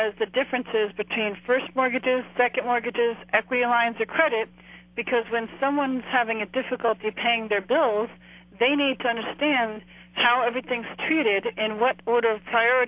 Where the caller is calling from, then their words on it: New Jersey, United States; I'm calling from New Jersey.